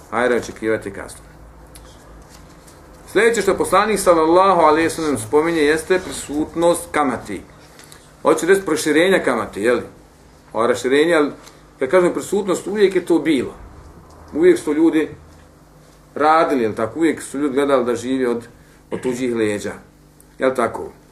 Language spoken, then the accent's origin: Croatian; Bosnia & Herzegovina